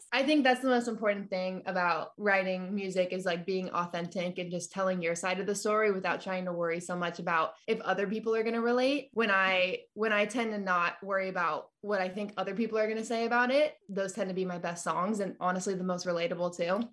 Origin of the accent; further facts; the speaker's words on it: California, United States; also born or lived in Nashville / Colorado / Albuquerque; now in Texas, United States; So I was originally born and raised in California